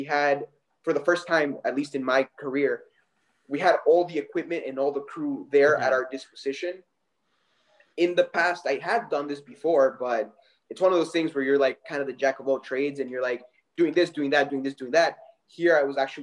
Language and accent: English; El Salvador; moved away; I'm originally from El Salvador